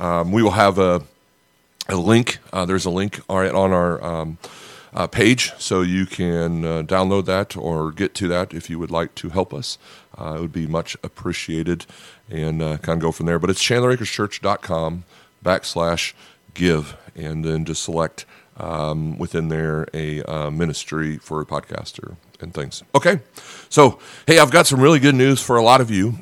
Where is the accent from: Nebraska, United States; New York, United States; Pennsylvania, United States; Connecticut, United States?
Nebraska, United States; I'm not a farm guy, even though I'm from Nebraska